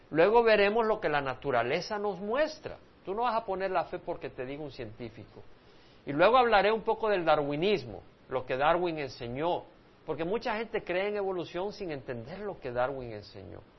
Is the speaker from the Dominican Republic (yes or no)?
no; El Salvador; now in United States; porque cuando yo crecí en El Salvador, se me hacía pensar que si tú no creías en creación